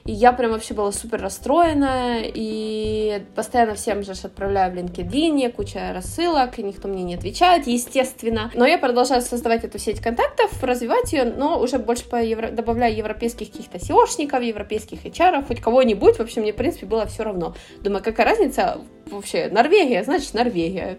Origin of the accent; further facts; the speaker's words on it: Ukraine; moved away as an adult; now in Barcelona, Spain; Я с Украины